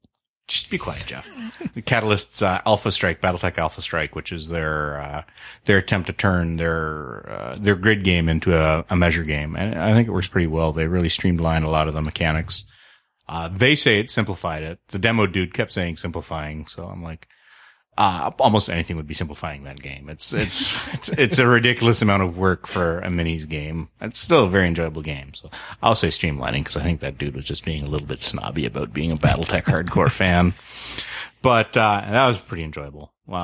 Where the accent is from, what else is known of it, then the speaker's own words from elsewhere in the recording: Canada; And I'm the Canadian.